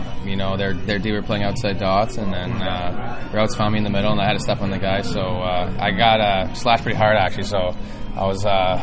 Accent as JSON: {"language": "English", "town": "Ottawa", "region": "Ontario", "country": "Canada", "tie": "born or raised there", "said": "sign with my hometown team, 67s in the OHL"}